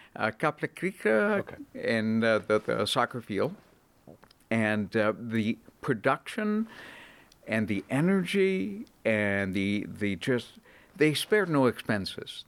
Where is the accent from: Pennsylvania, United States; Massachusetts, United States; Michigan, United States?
Massachusetts, United States; Boston; moved away as an adult; also born or lived in Atlanta, Georgia / Cleveland, Ohio; I was born and raised in the Boston area